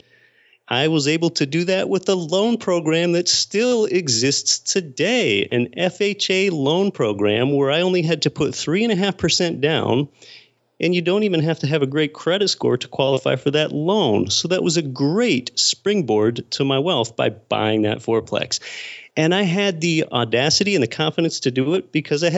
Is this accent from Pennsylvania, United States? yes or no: yes; Pennsylvania, United States; moved away as an adult; now in Anchorage, United States; I was born and raised in Pennsylvania